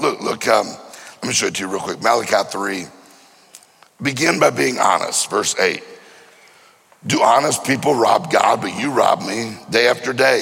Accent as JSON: {"language": "English", "region": "Mississippi", "country": "United States", "said": "I'm from Mississippi"}